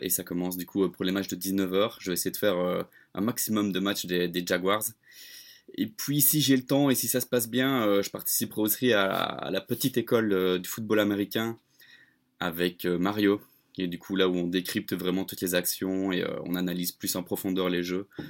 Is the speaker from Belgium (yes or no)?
yes; Belgium; je suis belge, je suis le belge de l'équipe